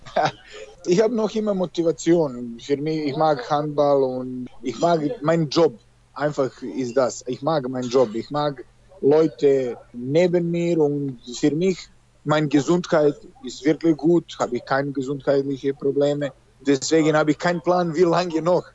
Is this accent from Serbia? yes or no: yes; Serbia; German is a second language; moved away as an adult; also born or lived in Germany; now in Belarus; ich komme aus Serbien